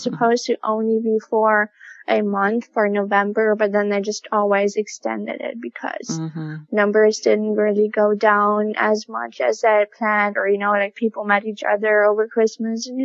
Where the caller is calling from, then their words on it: Berlin, Germany; I'm calling from Berlin, Germany